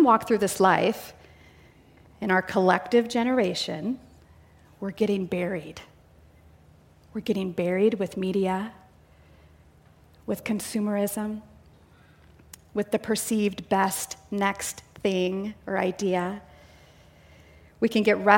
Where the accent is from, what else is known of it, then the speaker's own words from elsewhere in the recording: near Chicago, Illinois, United States; now in Canby, Oregon, United States; I grew up in the Midwest, near Chicago, about an hour south.